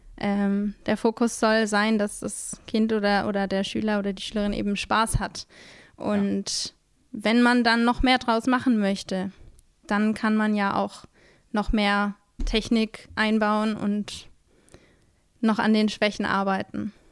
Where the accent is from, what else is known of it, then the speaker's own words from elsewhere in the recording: Middle Franconia, near Nuremberg, Fürth district, Bavaria, Germany; now in Mannheim, Germany; Ich bin aus Mittelfranken. Das ist im. Ah, ähm, okay. Bei Nürnberg komme ich her. Ähm, Wer es noch genauer kennt, Landkreis Fürth.